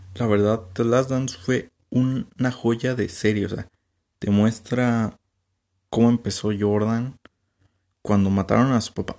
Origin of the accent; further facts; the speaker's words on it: San Luis Potosí, Mexico; yo como soy de aquí de San Luis